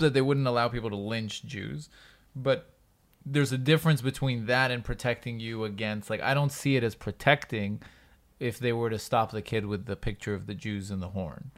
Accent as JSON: {"language": "English", "country": "United States", "tie": "born or raised there", "moved": "yes", "said": "I grew up in the Uni-, U S"}